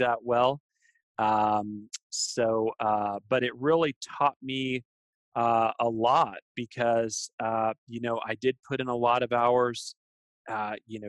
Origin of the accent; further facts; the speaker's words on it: Texas, United States; I was born and raised here in Texas